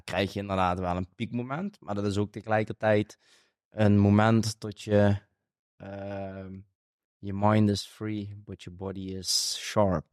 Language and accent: Dutch; Limburg, Netherlands; accent: Limburgish dialect; Ik spreek dialect, natuurlijk omdat ik in, het zuiden woon van Nederland. En wij, als wij slaan eh, zeggen, zeggen we eigenlijk in het Limburgs houden. Dat is een, een Limburgs dialect